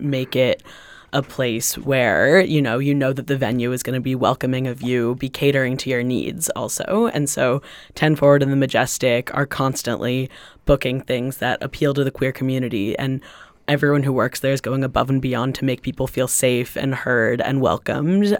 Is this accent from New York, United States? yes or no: no; Los Angeles, California, United States; now in Greenfield, United States; I'm originally from Los Angeles